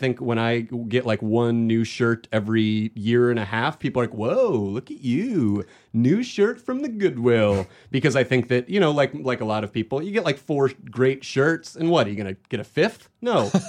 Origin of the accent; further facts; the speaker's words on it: Phoenix, Arizona, United States; I'm from Arizona originally.